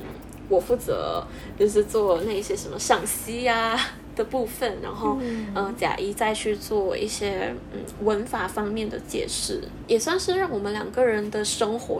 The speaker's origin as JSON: {"language": "Chinese", "country": "Malaysia", "first_language": "English", "second_language": "Chinese", "said": "我是来自马来西亚，跟贾怡一样。"}